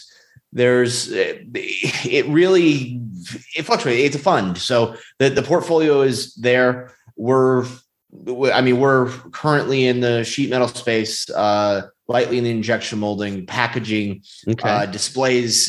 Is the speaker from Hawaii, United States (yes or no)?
no; California, United States; now in Texas, United States; originally we're from California